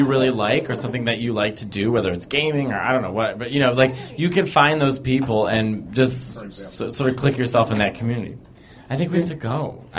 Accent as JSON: {"language": "English", "town": "Tampa", "region": "Florida", "country": "United States", "said": "Okay, Tampa, Florida."}